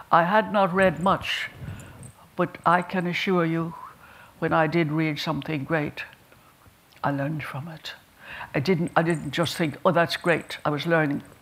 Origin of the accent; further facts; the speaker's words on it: Ireland; I'm very glad I'm an Irish woman. And I'm very glad I came from the people I came from and the parish I came from.